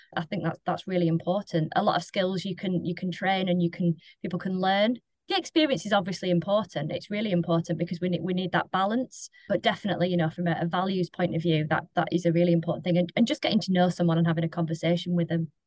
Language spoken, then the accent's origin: English; Lancashire, North West England, United Kingdom; moved away; I am from Lancashire.